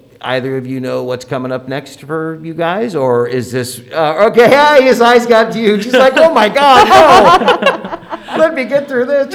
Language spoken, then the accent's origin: English; Overland Park, Kansas, United States; now in Nebraska, United States; is that my theater in my hometown?